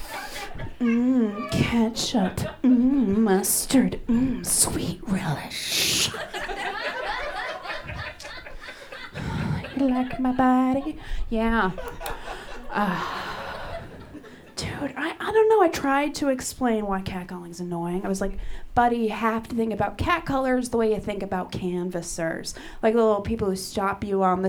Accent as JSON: {"language": "English", "town": "Lynn", "region": "Massachusetts", "country": "United States", "said": "I'm from Boston. I'm from a town north of Boston called Lynn."}